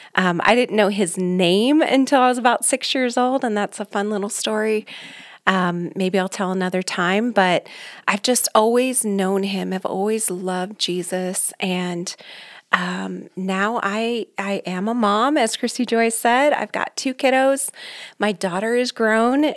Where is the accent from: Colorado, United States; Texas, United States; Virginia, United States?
Colorado, United States; Aurora; born and raised here in Colorado. I grew up in Aurora, North Aurora